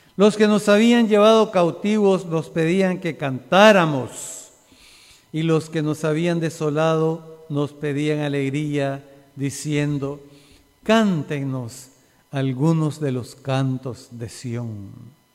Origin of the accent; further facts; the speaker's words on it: Nicaragua; nosotros como nicaragüenses